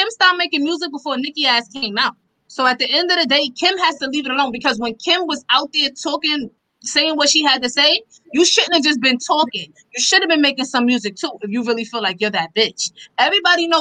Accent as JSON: {"language": "English", "town": "New York City", "region": "New York", "country": "United States", "said": "I'm from Queens."}